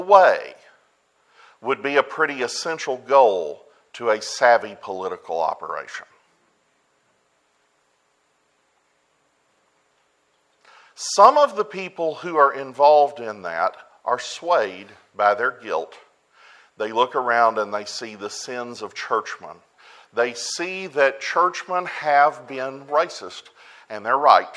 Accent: United States; I'm an American

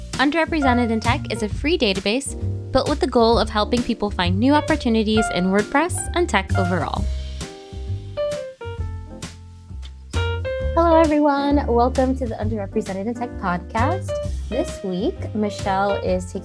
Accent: New York, United States; moved away; I'm from New York, so I was really happy to be able to go back for the WordCamp and like be in my city.

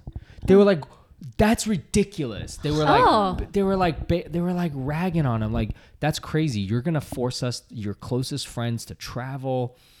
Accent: Massachusetts, United States; we're from Massachusetts

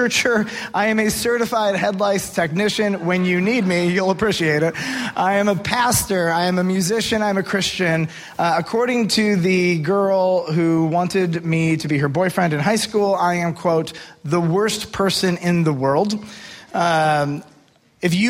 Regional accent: United States; I am an American

